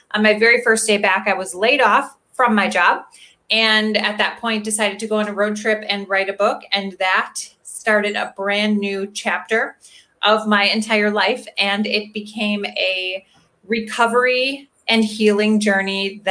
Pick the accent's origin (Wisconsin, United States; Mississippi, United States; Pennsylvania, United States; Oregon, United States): Wisconsin, United States; Milwaukee; I'm from Milwaukee, Wisconsin. I'm born and raised Wisconsin, so Midwestern girl my whole life